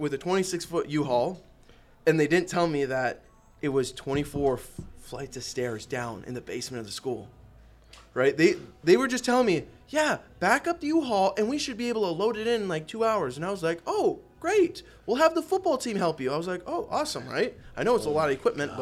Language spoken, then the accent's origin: English; Minnesota, United States; I'm from Minnesota. I'm like 5 minutes from Canada. I'm way, way up north